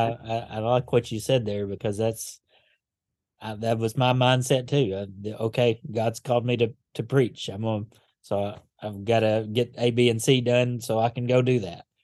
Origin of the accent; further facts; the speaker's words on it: Paducah, Kentucky, United States; moved away as an adult; now in Gadsden, United States; Born and raised in Paducah, um, just outside of it anyway